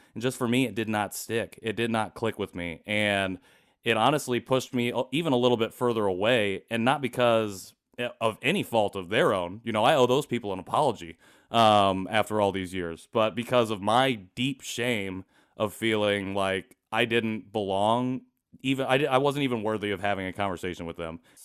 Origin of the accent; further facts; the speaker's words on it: rural Indiana, United States; also born or lived in Seoul, South Korea; Grew up in rural Indiana